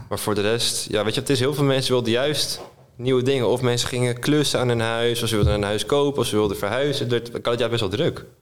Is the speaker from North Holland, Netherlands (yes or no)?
no; Almere, Flevoland, Netherlands; also born or lived in Diemen; now in Amsterdam, Netherlands; geboren en getogen in Almere